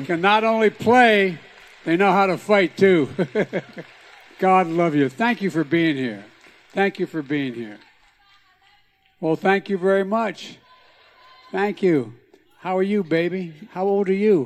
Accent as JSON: {"language": "English", "town": "Scranton", "region": "Pennsylvania", "country": "United States", "tie": "born or raised there", "said": "growing up in Scranton"}